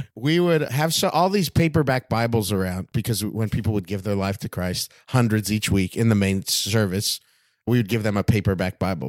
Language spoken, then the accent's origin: English; West Covina, California, United States; now in Hollywood, United States; I'm from West Covina